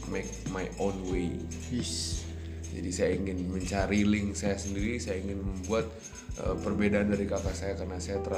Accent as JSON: {"language": "Indonesian", "town": "Bandung", "region": "West Java", "country": "Indonesia", "said": "karena di Bandung sendiri kan uh, di kota saya sendiri kan ada yang namanya apa ya? Uh, culture untuk berbicara lebih halus."}